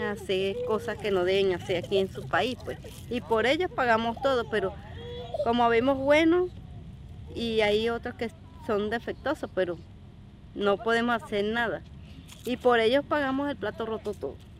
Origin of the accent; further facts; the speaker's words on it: Venezuela; now in Chile; Somos venezolanos